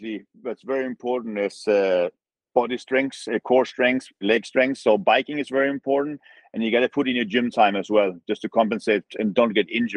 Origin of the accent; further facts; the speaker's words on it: Canary Islands, Spain; Growing up in Canary Islands